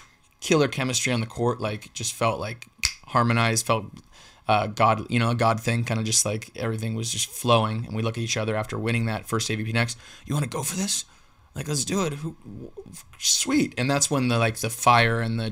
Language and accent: English; Dana Point, California, United States; also born or lived in Laguna Beach, California; growing up at the beach and watching the old school game, playing in Capo Beach